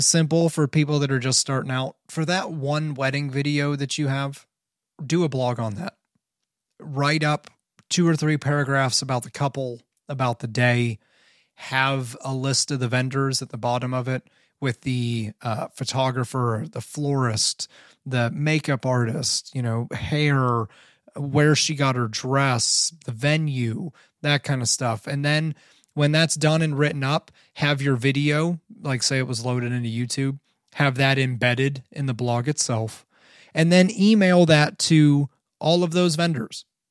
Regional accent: Canton, Ohio, United States; I grew up in Canton, Ohio.

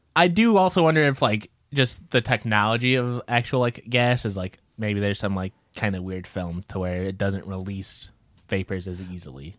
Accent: Midwest, United States; we're from the Midwest

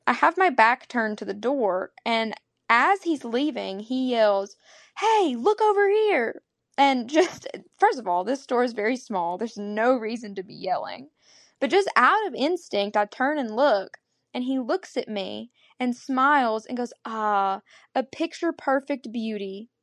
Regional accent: Arkansas, United States; I'm from Arkansas

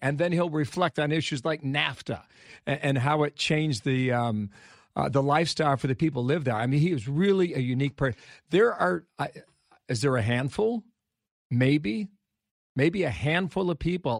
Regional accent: Ohio, United States; my home state of Ohio

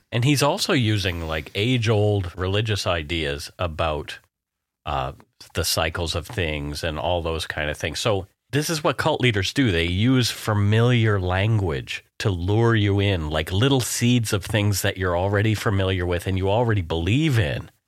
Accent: Canada; We are ordinary Canadian schmucks

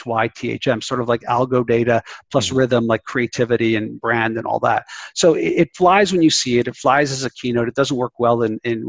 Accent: Canada; I'm Canadian.

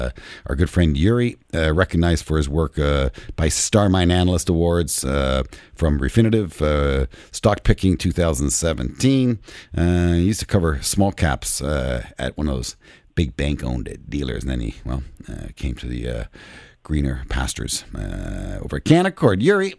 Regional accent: Canada; as a Canadian

